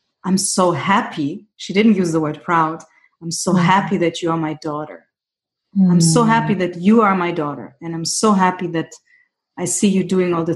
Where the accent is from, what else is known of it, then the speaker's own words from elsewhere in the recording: Germany; also born or lived in Greece; I grew up in Germany